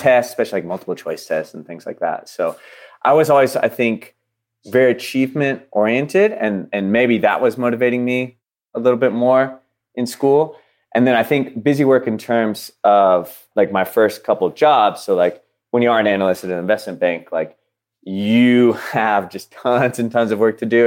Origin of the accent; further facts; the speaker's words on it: Dallas, Texas, United States; moved away as an adult; I'm from Dallas